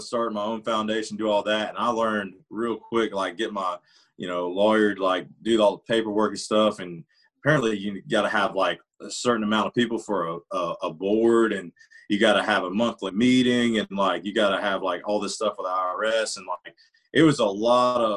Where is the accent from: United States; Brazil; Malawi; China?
United States; Georgia; now in Nashville, United States; the road I grew up on down in Georgia